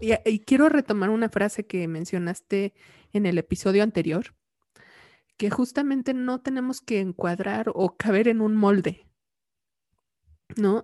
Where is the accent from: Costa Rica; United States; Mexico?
Mexico; como mexicanos